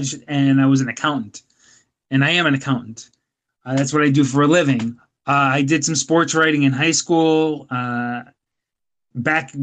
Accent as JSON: {"language": "English", "region": "Pennsylvania", "country": "United States", "said": "I'm from Pennsylvania. We do not have a Vikings contingent out here"}